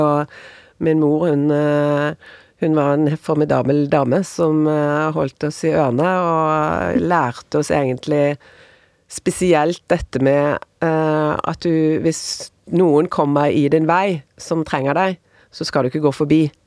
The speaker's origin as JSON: {"language": "Norwegian", "town": "Bergen", "region": "Vestland", "country": "Norway", "also_born_or_lived": "United States", "moved": "as an adult", "lives_now": "Oslo, Norway", "said": "jeg flyttet fra Bergen til Oslo"}